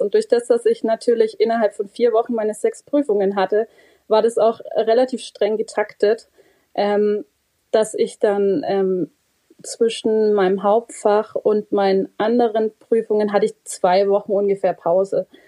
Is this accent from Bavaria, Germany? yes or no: yes; Bavaria, Germany; bei uns in Bayern